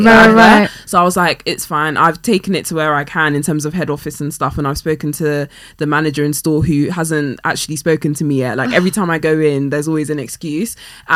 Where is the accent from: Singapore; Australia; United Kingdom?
United Kingdom; London; not just black, I'm, you know, I'm West African, I'm Ghanaian, etc., then I would be very upset. But I think growing up in West London, which is majority white, like where I particularly live, and I've even recently moved to Chelsea, which is even more